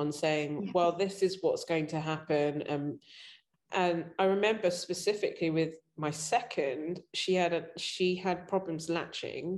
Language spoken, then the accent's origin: English; London, United Kingdom; I grew up and I was born in London